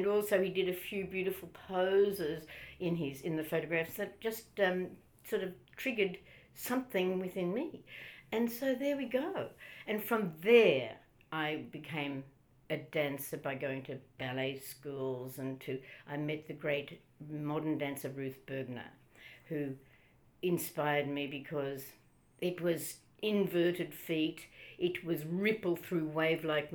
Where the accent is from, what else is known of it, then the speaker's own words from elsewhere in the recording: Melbourne, Victoria, Australia; I grew up in Heidelberg